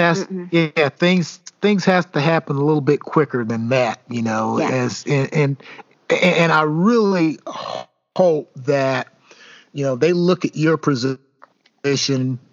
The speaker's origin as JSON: {"language": "English", "town": "Elizabethtown", "country": "United States", "tie": "born or raised there", "moved": "as an adult", "lives_now": "Indianapolis, United States", "said": "growing up in the South, growing up in Elizabethtown"}